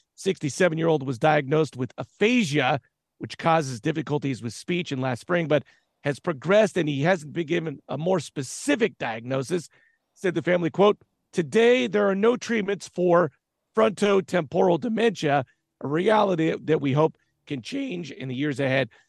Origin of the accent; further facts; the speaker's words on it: Southern California, United States; I'm from Southern California